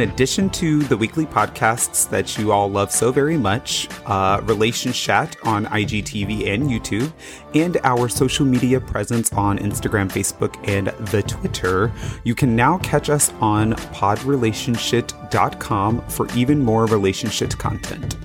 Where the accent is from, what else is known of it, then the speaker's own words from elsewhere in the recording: Las Vegas, Nevada, United States; also born or lived in Florida; I grew up in Las Vegas